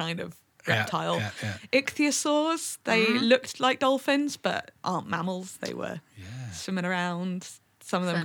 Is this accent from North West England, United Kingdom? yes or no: yes; Manchester, North West England, United Kingdom; also born or lived in Oklahoma City, Oklahoma, United States; I grew up in Manchester and Oklahoma City for a bit, which you cannot tell from my accent, and then back to Manchester again.